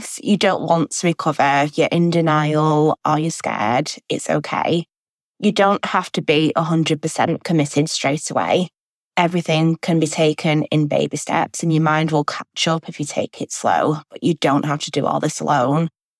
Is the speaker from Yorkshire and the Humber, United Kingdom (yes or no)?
no; Manchester, North West England, United Kingdom; I'm 25 and I'm from Manchester in England in the UK.